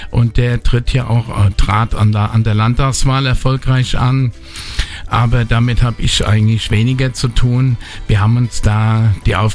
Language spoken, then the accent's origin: German; Bad Kreuznach, Rhineland-Palatinate, Germany; Das ist meine Heimatstadt bin hier geboren, aufgewachsen, lebe mein ganzes Leben schon hier.